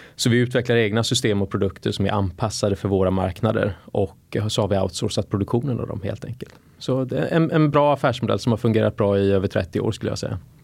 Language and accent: Swedish; Gothenburg, Västra Götaland, Sweden; moved away as an adult; also born or lived in United States; now in Stockholm, Sweden; jag växte som sagt upp i, i uh, Göteborg